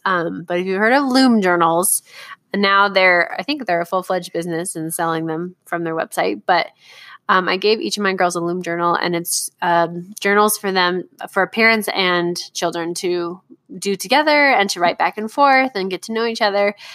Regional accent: Southern California, United States; I grew up going to Disneyland because I grew up in Southern California, and we went every year

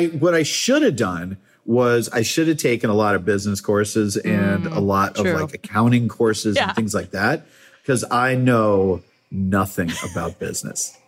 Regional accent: Massachusetts, United States; moved away as an adult; also born or lived in Baltimore / California; I grew up in Massachusetts

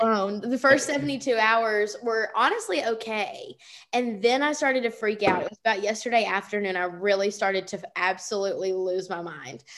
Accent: Alabama, United States; me growing up in Alabama, I mean, we would get like a chance of snow and they would cancel school

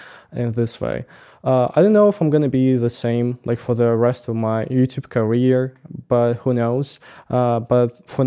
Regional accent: Russia; moved away as an adult; now in Tbilisi, Georgia; I'm saying from Russia

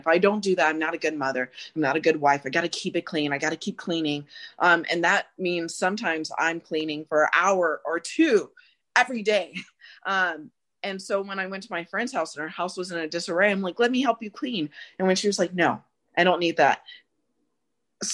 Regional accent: Phoenix, Arizona, United States; And I grew up in South Phoenix and a bit of the, as some people would say, the ghetto initially, then I moved away from that.

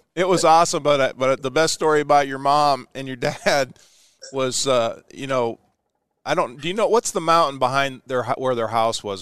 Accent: Ashland, United States; my hometown of Ashland where we're broadcasting from today

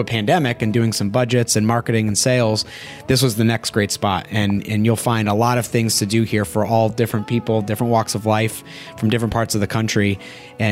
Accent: Connecticut, United States; moved away as an adult; now in Georgia, United States; I am a New Englander born and raised in Connecticut

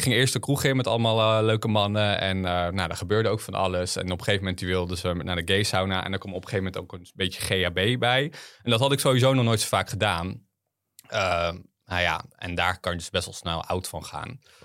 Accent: Harderwijk, Gelderland, Netherlands; ik ben opgegroeid op de Veluwe. Ehm, in Harderwijk

